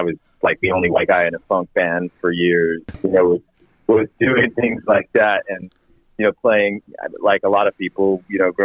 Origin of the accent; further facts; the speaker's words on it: Santa Barbara, California, United States; moved away as an adult; also born or lived in Los Angeles; now in United Kingdom; I grew up in Santa Barbara, which is just north of Los Angeles